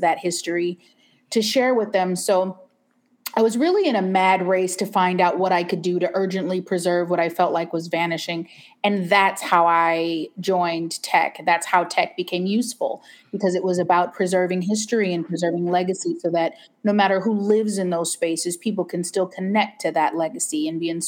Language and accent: English; Seattle, Washington, United States; moved away as an adult; I'm originally born and raised in Seattle.